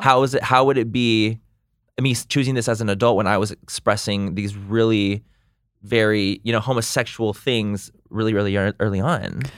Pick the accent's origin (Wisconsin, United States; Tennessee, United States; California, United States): California, United States; Chula Vista; I'm from San Diego, born and raised San Diego